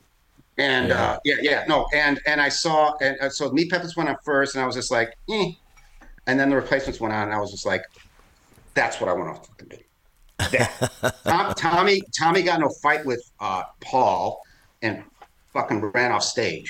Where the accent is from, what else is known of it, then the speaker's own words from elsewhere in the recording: Chicago, Illinois, United States; I grew up in the city in Chicago. Yeah, in the 80s on the Northwest Side.